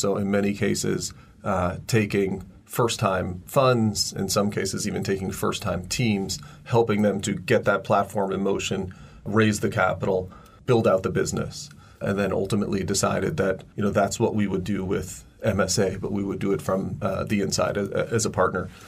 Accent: United States; now in China; I'm now in my 25th year since first moving to China. And, you know, I'm, I'm an American

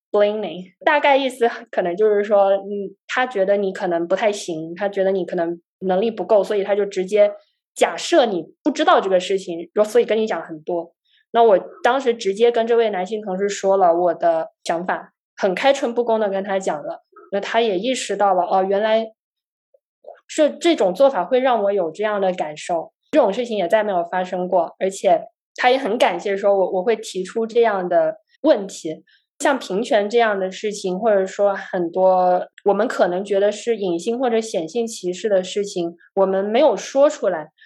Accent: Guangzhou, Guangdong, China; moved away as an adult; also born or lived in Canada / United States; 我呢是在广州长大的，我大学呢在加拿大的滑铁卢大学学习计算机科学

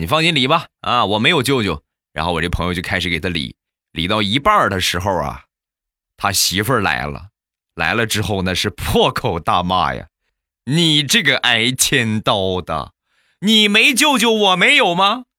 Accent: Rizhao, Shandong, China; 有我们家乡特产的日照绿茶

